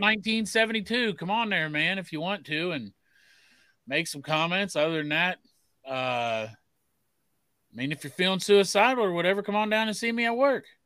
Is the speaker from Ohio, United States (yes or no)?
yes; Harrison, Ohio, United States; I grew up in Harrison